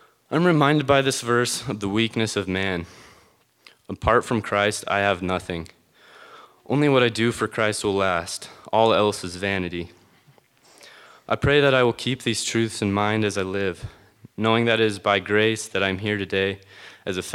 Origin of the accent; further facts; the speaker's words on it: Conrad, Montana, United States; I was born and raised in Conrad, Montana.